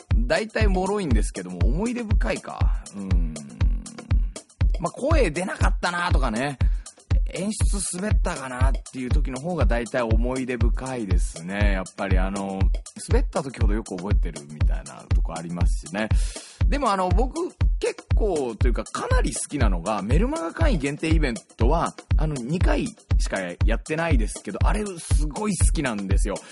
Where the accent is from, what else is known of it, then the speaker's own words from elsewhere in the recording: Yokohama, Kanagawa, Japan; also born or lived in Tokyo; 東京生まれ横浜育ち